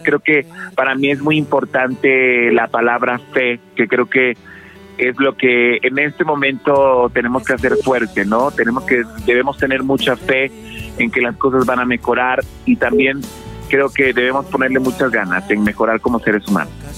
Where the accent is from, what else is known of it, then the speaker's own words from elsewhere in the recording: Veracruz, Mexico; siempre he sido como muy fan de mi tierra y no solo por haber nacido ahí